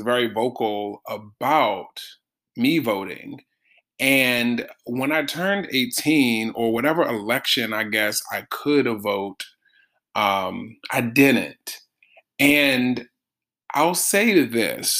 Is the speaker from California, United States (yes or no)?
no; Baltimore, Maryland, United States; growing up in Baltimore